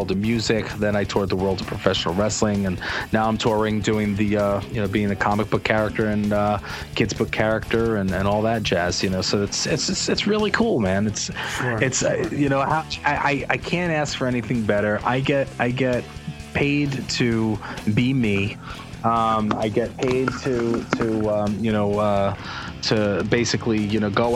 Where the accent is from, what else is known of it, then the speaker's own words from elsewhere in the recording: Uniondale, New York, United States; I grew up in Uniondale, New York, and you know, I was the only white kid